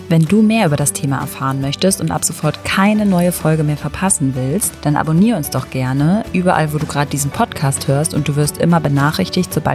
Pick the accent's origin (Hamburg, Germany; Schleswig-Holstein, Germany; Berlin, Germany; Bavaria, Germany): Hamburg, Germany; ich komme auch aus Hamburg